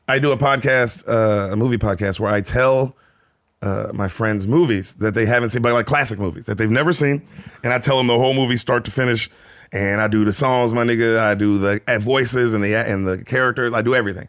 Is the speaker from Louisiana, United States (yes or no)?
no; Memphis, Tennessee, United States; moved away as an adult; also born or lived in San Diego, California; born in San Diego. Uh, Dad was in the Navy, moved to Memphis when I was like six